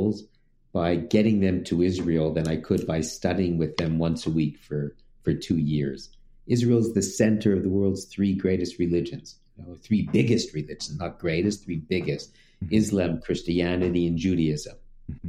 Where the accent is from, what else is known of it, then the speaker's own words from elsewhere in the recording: Montreal, Quebec, Canada; I'm from Canada, from Montreal